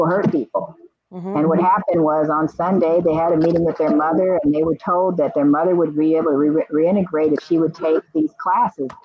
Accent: Los Angeles, California, United States; I grew up in Crenshaw area. That was I grew up there, went to school there, grew up

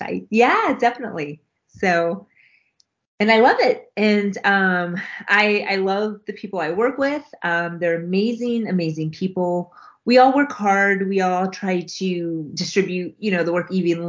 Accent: United States; I'm Mexican American, but I my Spanish is horrible. I know enough to get by just a little bit. I should know Spanish, but I just never grew. Because I was born here

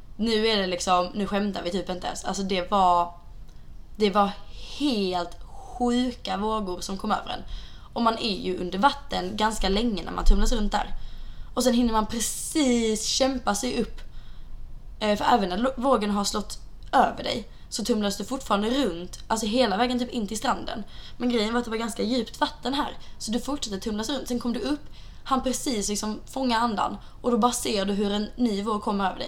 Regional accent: Sweden; now in Santa Monica, United States; vi är hemma i Sverige igen

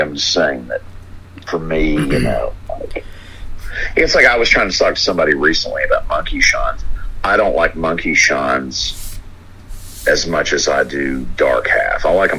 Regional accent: Miami, Florida, United States; It terrified me as a kid growing up in Miami.

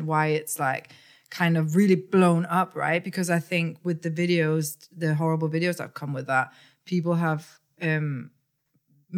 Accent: Denmark; now in Manchester, United Kingdom; I come from Denmark, and when I left Denmark, there were hardly any black people.

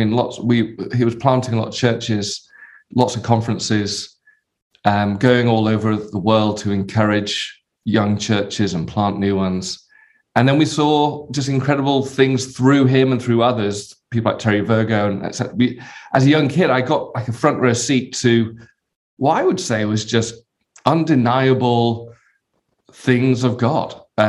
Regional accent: Bradford, Yorkshire and the Humber, United Kingdom; born there; also born or lived in London; I was born in a town called Bradford in the north of England. I don't really sound like I'm from Bradford.

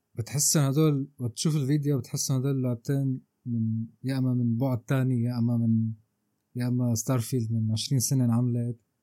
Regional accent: Syria; نحن عندنا بسوريا

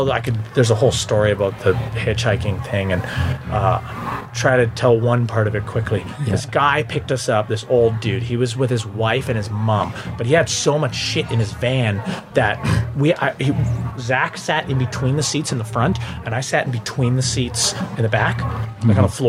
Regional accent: Timmins, Ontario, Canada; Timmins. North of Timmins.

